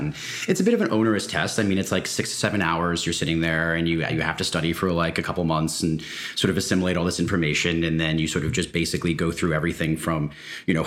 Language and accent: English; New York City, New York, United States; moved away as an adult; also born or lived in West Coast of the United States; I grew up in and around New York City